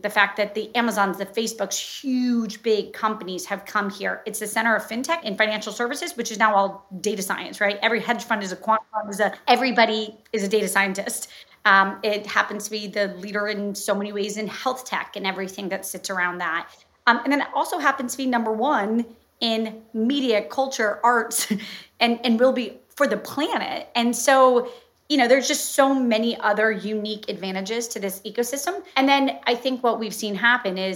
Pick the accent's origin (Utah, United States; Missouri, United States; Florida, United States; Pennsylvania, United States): Florida, United States; now in New York, United States; I'm from Florida